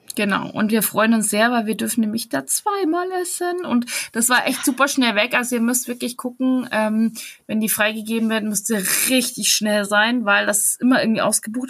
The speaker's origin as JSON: {"language": "German", "region": "Bavaria", "country": "Germany", "said": "Ich bin Bayerin"}